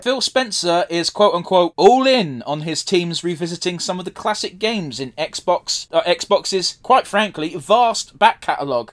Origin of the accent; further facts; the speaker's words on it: United Kingdom; being British